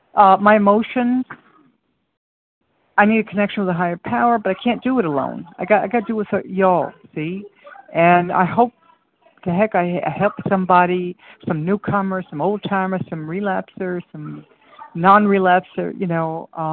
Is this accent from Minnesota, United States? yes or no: no; New York City, New York, United States; moved away; because I'm in a strange land and with strange ways, and you know, I came from New York City, and it's a little tough